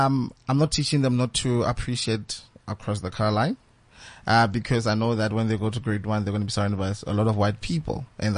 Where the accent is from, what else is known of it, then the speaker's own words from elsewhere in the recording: Bloemfontein, Free State, South Africa; Because I'm from the Free State. So Bloemfontein to be specific